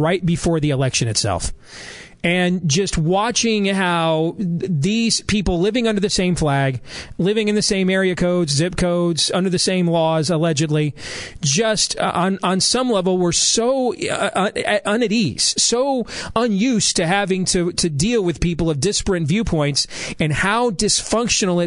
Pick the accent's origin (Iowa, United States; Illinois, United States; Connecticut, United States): Iowa, United States; I'm from Iowa.